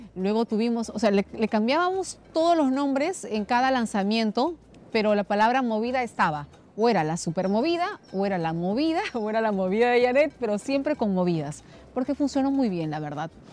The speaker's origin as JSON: {"language": "Spanish", "area": "Cutervo", "region": "Cajamarca", "country": "Peru", "tie": "born or raised there", "moved": "yes", "lives_now": "Lima, Peru", "said": "Entonces yo soy de Cuterbo, pero tampoco soy de la capital. Soy de un caserío que está a un día de Cuterbo"}